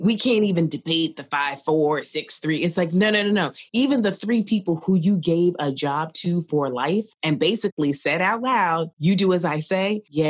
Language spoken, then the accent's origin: English; United States; I'm an American as a Black person.